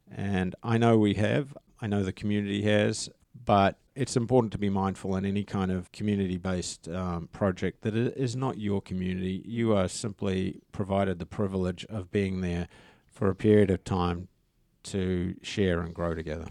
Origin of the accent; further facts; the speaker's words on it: New Zealand; I'm a Kiwi